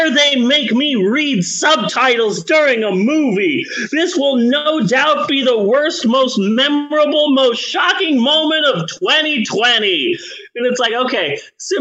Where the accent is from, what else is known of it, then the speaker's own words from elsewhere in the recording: United States; We're just Americans being American.